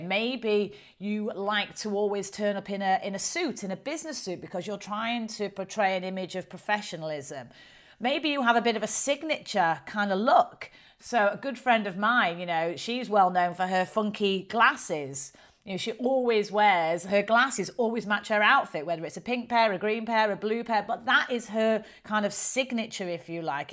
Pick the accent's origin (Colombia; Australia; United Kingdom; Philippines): United Kingdom; the north of England; accent: strong northern; I've got quite a strong northern accent